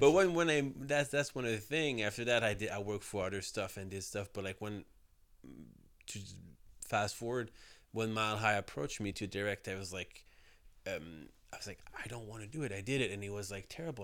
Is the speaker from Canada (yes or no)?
yes; south shore of Montreal, Quebec, Canada; I grew up outside Montreal, like, uh, s, uh, on the so, south shore of Montreal.